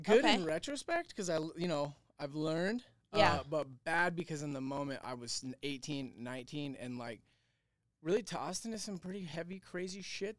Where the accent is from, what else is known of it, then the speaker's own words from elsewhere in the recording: Boise, Idaho, United States; So I was born and raised in Boise, Idaho.